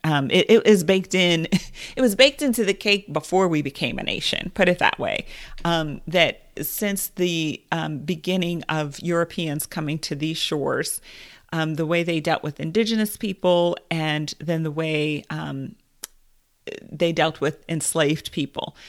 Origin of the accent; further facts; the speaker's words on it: United States; as a Black woman in America